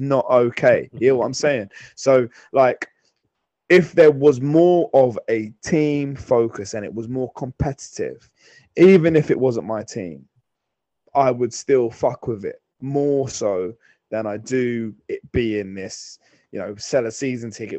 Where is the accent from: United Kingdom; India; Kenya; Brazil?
United Kingdom; London; I'm from London, but my dad, when he came, my dad's from St. Louis.